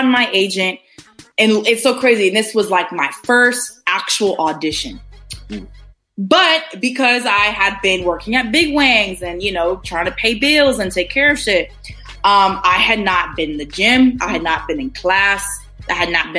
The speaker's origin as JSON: {"language": "English", "region": "Minnesota", "country": "United States", "moved": "yes", "said": "I'm from Minnesota"}